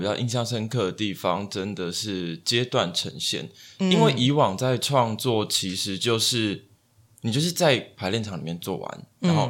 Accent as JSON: {"language": "Chinese", "region": "Kaohsiung", "country": "Taiwan", "said": "我我是高雄人，"}